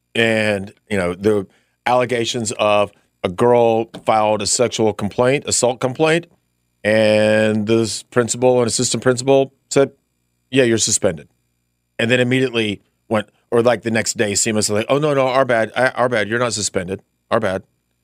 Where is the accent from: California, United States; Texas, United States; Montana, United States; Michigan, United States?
Montana, United States; Billings; We grew up in Billings, Montana.